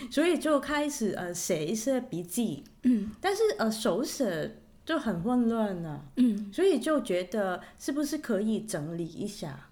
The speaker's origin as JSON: {"language": "Chinese", "country": "Hong Kong", "said": "我是从香港来的。呃，我在香港是干，呃，教钢琴，教，呃，音乐"}